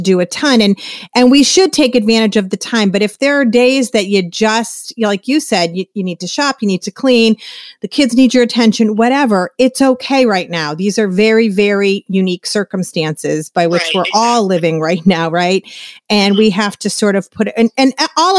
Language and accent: English; Massachusetts, United States; We're both from Massachusetts